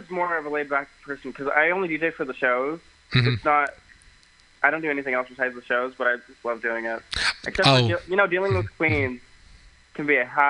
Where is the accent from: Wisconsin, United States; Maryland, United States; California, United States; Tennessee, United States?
California, United States; Tulare; I grew up in Tulare, California.